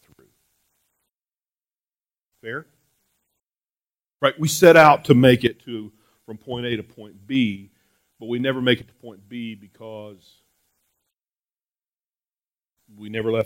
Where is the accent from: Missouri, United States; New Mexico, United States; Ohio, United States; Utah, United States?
New Mexico, United States; moved away; I'm from New Mexico